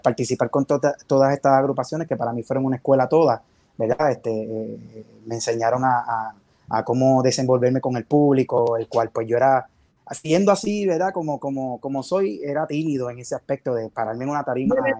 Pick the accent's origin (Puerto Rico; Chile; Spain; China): Puerto Rico; Bayamón; yo soy de, de Bayamón, de Bayamón.